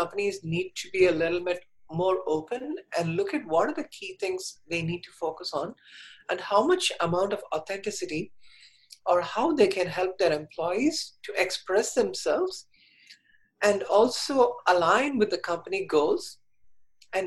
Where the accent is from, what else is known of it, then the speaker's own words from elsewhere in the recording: India; moved away; So I was born in India, and when I was 4 years old, I knew I was different.